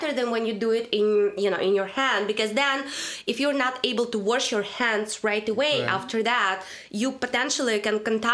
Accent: Russia; accent: Russian; English is a second language; moved away; that's all my Russian accent.

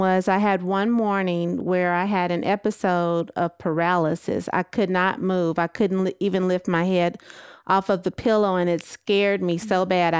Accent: Texas, United States; moved away as an adult; now in California, United States

